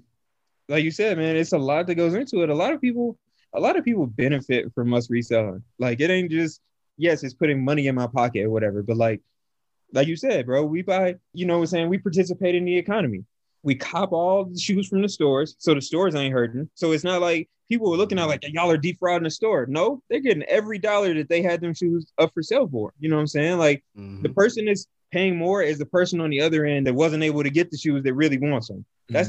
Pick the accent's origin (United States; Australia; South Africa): United States; Kansas City, Missouri; now in Denver, United States; I grew up in Kansas City